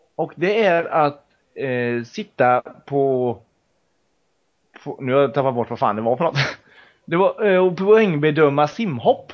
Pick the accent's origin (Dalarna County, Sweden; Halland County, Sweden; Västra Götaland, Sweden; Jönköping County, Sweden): Västra Götaland, Sweden; Mariestad; moved away; Var ju hemma i Mariestad i helgen